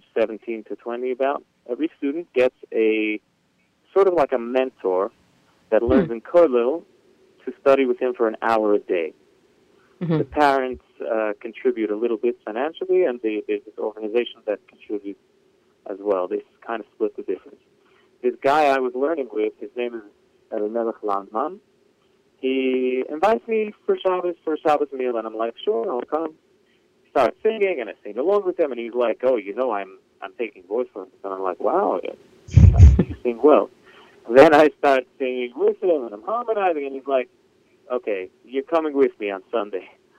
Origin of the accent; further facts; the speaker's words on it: New York City, New York, United States; So I was born and raised in Brooklyn, Borough Park